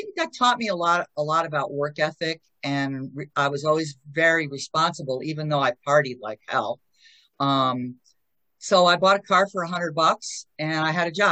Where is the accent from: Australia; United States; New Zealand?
United States; Connecticut